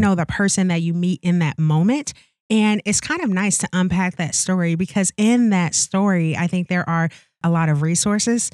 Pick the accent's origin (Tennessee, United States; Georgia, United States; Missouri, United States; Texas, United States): Missouri, United States; St. Louis; moved away as an adult; also born or lived in Okinawa, Japan; now in Wisconsin, United States; I'm born and raised in Saint Louis, Missouri.